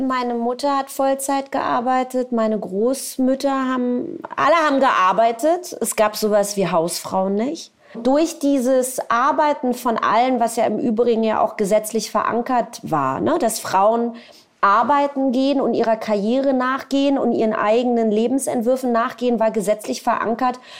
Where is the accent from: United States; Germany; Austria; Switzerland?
Germany; Berlin; also born or lived in Tel Aviv; ich komme aus Berlin